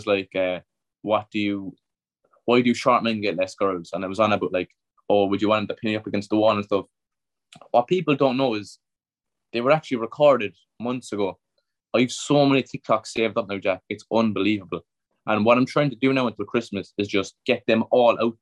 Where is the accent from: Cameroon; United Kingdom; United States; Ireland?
Ireland; Cork, Munster; Cork City, which is my hometown. That's where I'm from